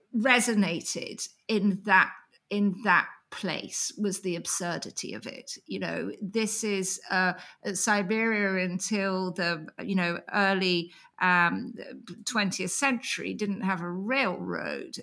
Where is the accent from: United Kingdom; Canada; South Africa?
United Kingdom; England; I'm an English writer